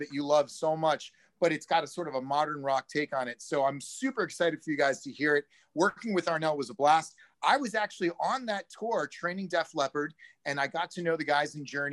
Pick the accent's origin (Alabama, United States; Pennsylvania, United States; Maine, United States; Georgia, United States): Maine, United States; now in Hollywood, United States; I'm from Maine.